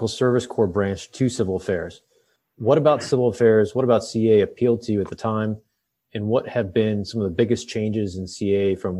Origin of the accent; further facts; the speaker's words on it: Illinois, United States; as someone who grew up in Illinois